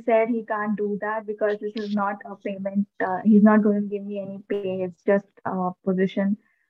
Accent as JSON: {"language": "English", "country": "India", "said": "Yes. I'm from India."}